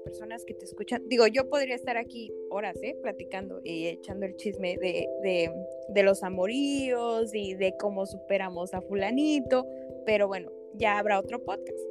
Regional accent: Mexico; como mexicanos, como latinos

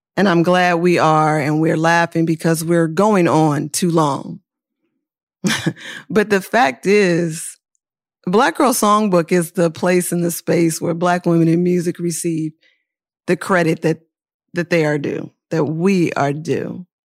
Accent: Oakland, California, United States; also born or lived in New York; now in Los Angeles, United States; I'm not just from Oakland, I'm from East Oakland

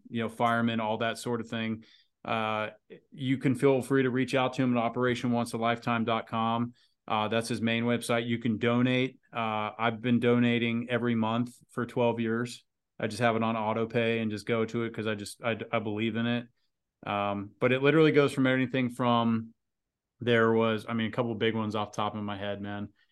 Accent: United States; maybe being an American

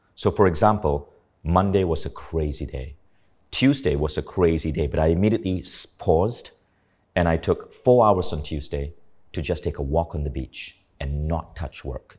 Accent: Kuala Lumpur, Malaysia; moved away as an adult; also born or lived in United States; growing up in Malaysia

